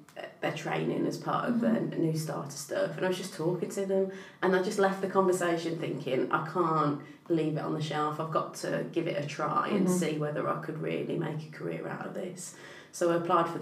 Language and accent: English; Lichfield, West Midlands, United Kingdom; where I grew up in Lichfield